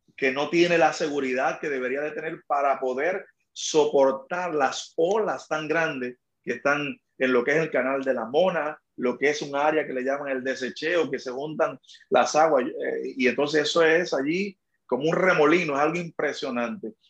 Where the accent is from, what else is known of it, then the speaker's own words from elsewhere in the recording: Magua, Dominican Republic; also born or lived in Sabana de la Mar, Dominican Republic; now in San Juan, Puerto Rico; Yo nací en una, en una ciudad llamada Sabana de la Mar, fue mi lugar de nacimiento, pero donde solamente nací allí una noche y al otro día me llevaron al campo donde me crié, se llama Magua, en el este de la República Dominicana.